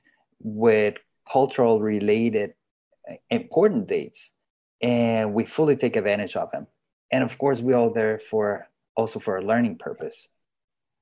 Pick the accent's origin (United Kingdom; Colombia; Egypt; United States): Colombia; I am from Colombia